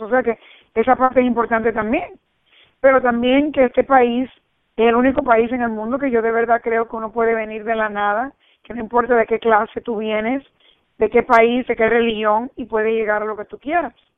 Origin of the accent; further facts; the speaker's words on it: New Jersey, United States; also born or lived in Cuba; yo me crié en New Jersey, vinimos de Cuba y nos, y nos criamos en New Jersey entre americanos.